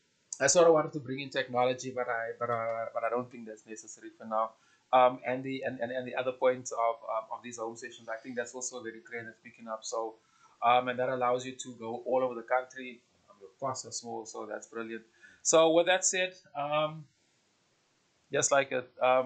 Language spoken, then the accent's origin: English; South Africa; And I'm talking mostly from South African perspective.